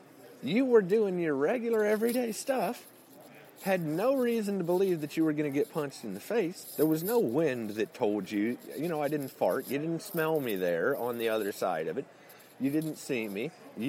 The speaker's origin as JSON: {"language": "English", "region": "Illinois", "country": "United States", "said": "I'm actually from Central Illinois. I've never really pretended to be from Texas."}